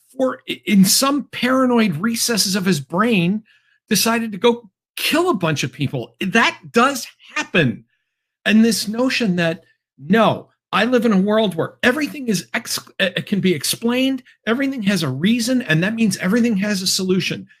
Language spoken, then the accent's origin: English; Chicopee, Massachusetts, United States; my hometown was once upon a time the world headquarters of Spalding